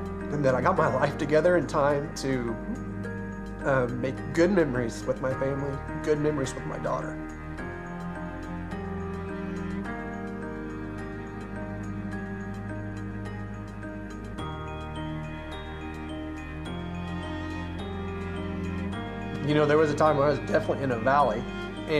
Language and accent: English; Owosso, Michigan, United States; I grew up in Owosso